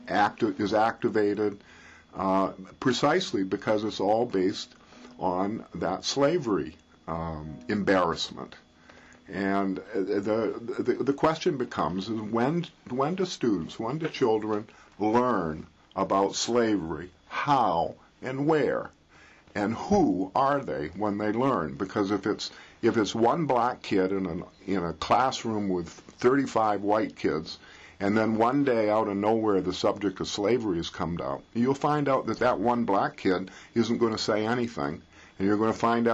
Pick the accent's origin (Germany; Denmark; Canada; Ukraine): Canada; being Canadian